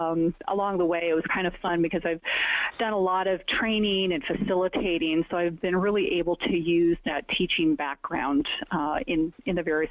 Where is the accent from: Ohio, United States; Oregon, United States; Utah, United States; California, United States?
Oregon, United States; also born or lived in Washington; now in Arizona, United States; I had not lived outside the Northwest, except for a very short stint in Palo Alto. I was born in Washington and then moved to Oregon when I was three. And we moved around a bit, so I saw a lot of Oregon.